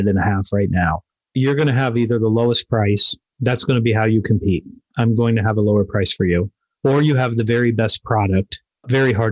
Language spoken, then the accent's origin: English; Westerville, Ohio, United States; also born or lived in Columbus; my hometown, Westerville